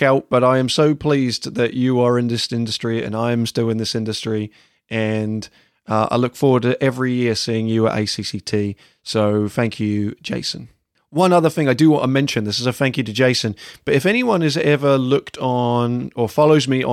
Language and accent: English; England, United Kingdom; moved away as an adult; also born or lived in United States; as an English person coming to the States and working in the States for the first time